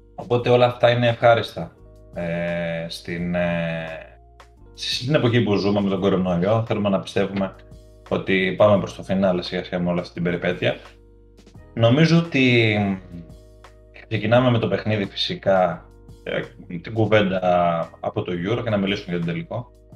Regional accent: Greece; είμαστε Έλληνες υποστηρικτές

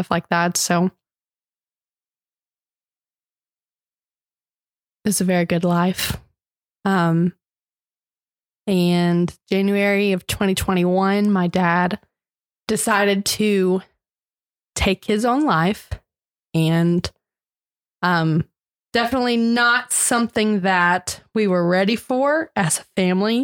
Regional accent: Augusta, Georgia, United States; I was born and raised in Augusta, Georgia

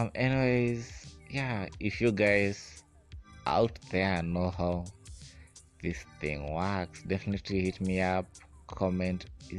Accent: Kenya; I'm from Kenya.

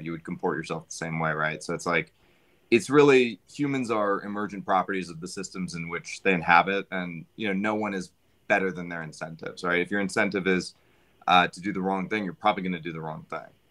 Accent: United States; as an American

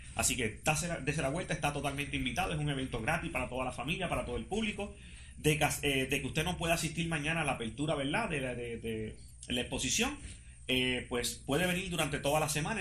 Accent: Puerto Rico; como puertorriqueños

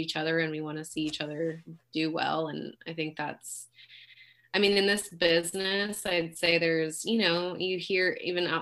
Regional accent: Pleasanton, California, United States; also born or lived in Fremont, California; now in Dublin, United States; I was born in Fremont, but raised in Pleasanton. Lived here my whole life. Now I live in Dublin.

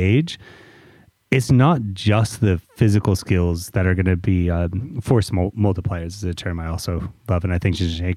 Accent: United States; as American podcasters

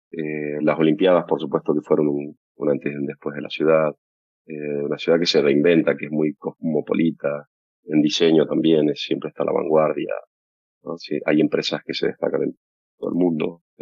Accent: Tucumán, Argentina; moved away; Yo cuando me vine de Tucumán en ese momento teníamos

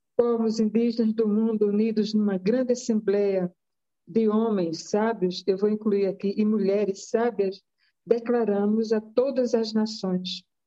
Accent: Rio Grande do Norte, Brazil; eu sou nordestina, meu pai é de Pernambuco, eu sou do Rio Grande do Norte, minha mãe é do Rio Grande do Norte

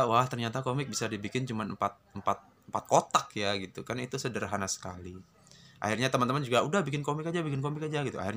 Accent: Lumajang, East Java, Indonesia; also born or lived in Semarang; saya berada di Lumajang, Jawa Timur.

